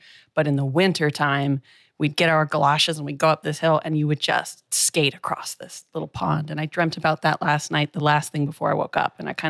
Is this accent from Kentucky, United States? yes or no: no; San Diego, California, United States; also born or lived in Missouri; San Diego, California. Yeah. I split my childhood between San Diego, which is like a city, I think we've got about 4 or 5 million, and then spent half of the year, most years, in a town of 200 in Nowhere, Missouri.